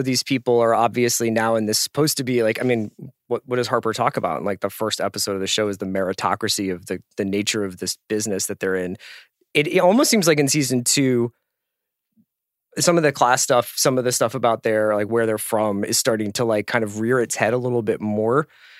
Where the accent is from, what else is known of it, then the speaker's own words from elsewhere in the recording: England, United Kingdom; Aside from being English.